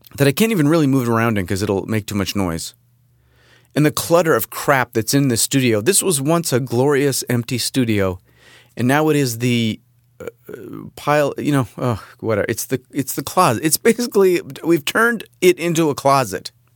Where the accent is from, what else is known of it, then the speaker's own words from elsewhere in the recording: Southern California, United States; moved away; also born or lived in Rochester, New York; I grew up here in California, in Southern California.